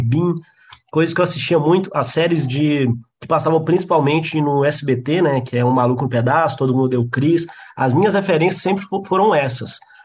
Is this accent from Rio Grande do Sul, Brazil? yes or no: no; João Monlevade, Minas Gerais, Brazil; moved away as an adult; now in Belo Horizonte, Brazil; eu sou de João Molevade, que é uma cidade do interior que não tinha humorista nenhum